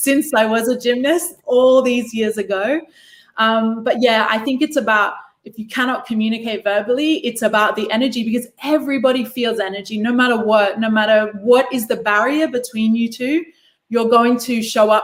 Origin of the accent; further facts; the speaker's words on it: Australia; moved away; I grew up in Australia